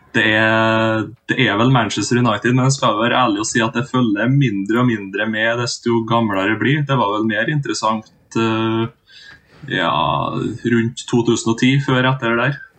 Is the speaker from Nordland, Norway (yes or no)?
no; Singsås, Trøndelag, Norway; moved away as an adult; now in Trondheim, Norway; født og oppvokst i Singsås, midt imellom Trondheim og Røros.